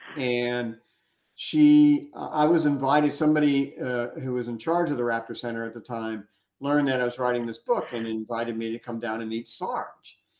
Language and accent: English; Gulf of Mexico, Gulf Coast, United States; I grew up on the Gulf of Mexico